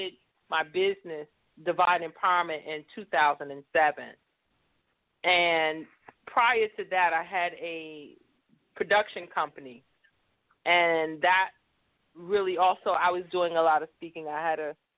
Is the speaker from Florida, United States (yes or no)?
no; New York City, New York, United States; I was born and raised in New York City.